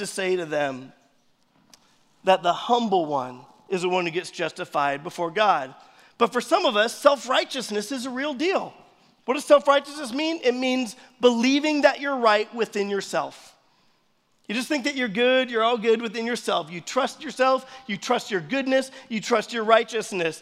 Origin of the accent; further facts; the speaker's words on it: United States; we're American.